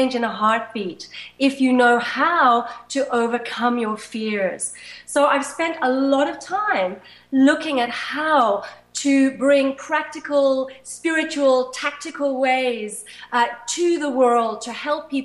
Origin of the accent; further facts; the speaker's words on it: Zimbabwe; when I was 5 or 6 growing up in Zimbabwe. It was then Rhodesia.